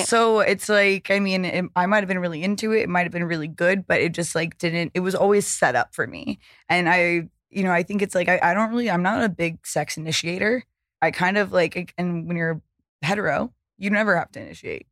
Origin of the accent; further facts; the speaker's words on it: the South, United States; now in Los Angeles, United States; growing up in the South